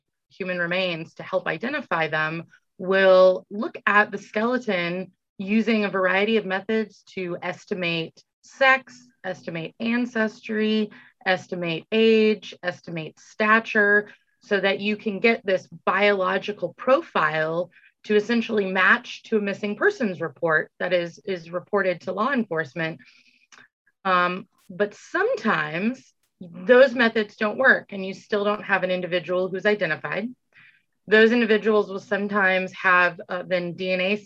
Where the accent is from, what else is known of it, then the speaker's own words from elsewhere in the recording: California, United States; moved away as an adult; also born or lived in Tennessee; now in Indiana, United States; I'm from California